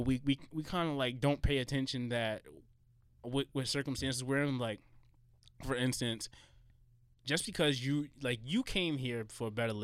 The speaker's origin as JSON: {"language": "English", "town": "New York City", "region": "New York", "country": "United States", "tie": "born or raised there", "said": "I grew up in Jamaica and then I grew up in East Elmhurst"}